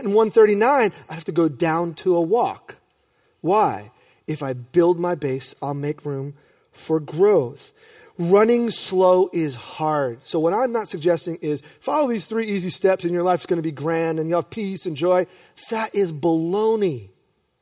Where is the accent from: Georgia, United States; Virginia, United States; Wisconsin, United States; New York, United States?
New York, United States; I'm grateful for my youth pastors, John and Nancy, growing up in New York